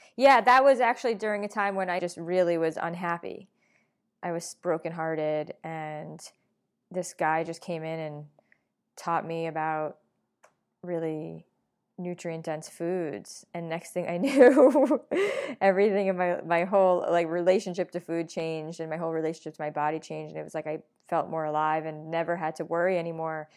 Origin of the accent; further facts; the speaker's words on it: New York, United States; I'm a New Yorker.